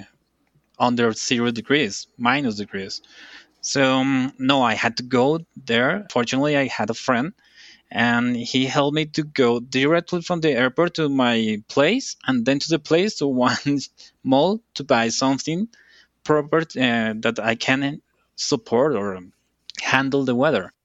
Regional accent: Colombia; English is a second language; I'm from Colombia

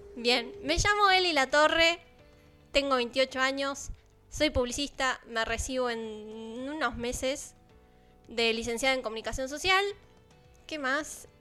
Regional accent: Balcarce, Buenos Aires Province, Argentina; now in Buenos Aires, Argentina; Yo que soy de Balcarce

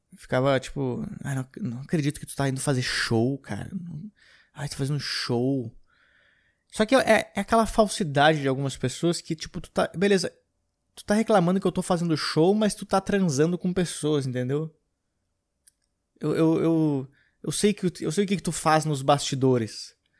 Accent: Gramado, Rio Grande do Sul, Brazil; now in São Paulo, Brazil; voltei para Gramado para ficar um tempo lá, uns dias. Foi bom porque fazia muito tempo que eu não ia para Gramado. Então, eu visitei a minha cidade natal novamente

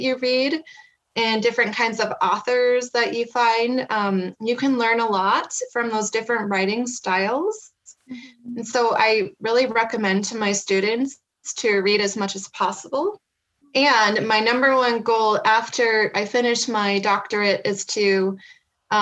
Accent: Kearney, Nebraska, United States; moved away as an adult; now in Black Hills, United States; I am originally from Kearney, Nebraska, and I grew up there in the Cornhusker State.

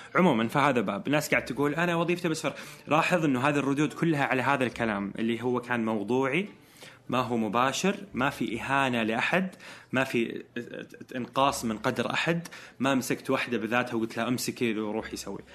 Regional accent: Eastern Province, Saudi Arabia; moved away as an adult; now in Jeddah, Saudi Arabia; فإحنا كرجال سعوديين

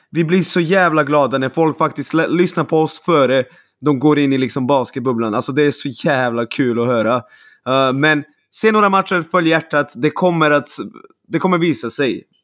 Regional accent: Serbia; now in Sweden; Det är jättestort där jag kommer ifrån, vilket är Serbien.

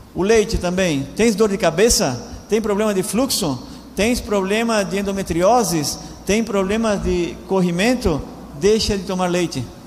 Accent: Laguna, Santa Catarina, Brazil; moved away as an adult; also born or lived in Argentina; Faz pouco tempo que eu estou aqui na Argentina, eu sou do Brasil, venho de Laguna, uma cidade que nem, nem circular na cidade tem

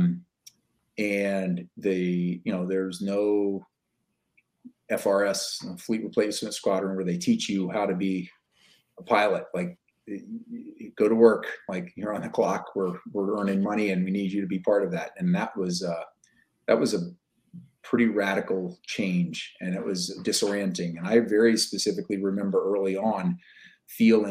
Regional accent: United States; also born or lived in Seattle area; as an American

